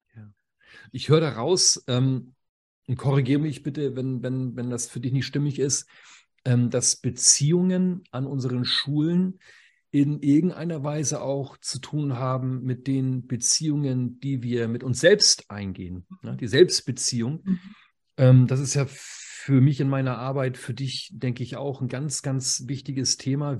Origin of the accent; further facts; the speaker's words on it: Schleswig-Holstein, Germany; Ich komme aus Schleswig-Holstein.